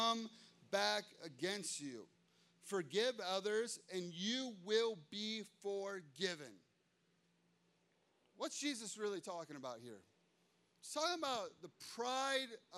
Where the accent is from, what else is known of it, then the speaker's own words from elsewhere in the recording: United States; I'm an American